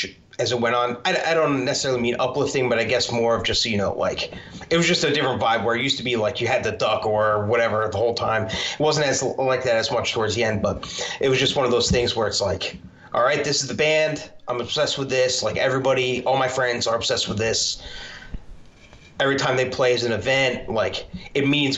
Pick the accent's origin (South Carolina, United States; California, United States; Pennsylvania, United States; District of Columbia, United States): Pennsylvania, United States; Philadelphia; I'm from the Philadelphia area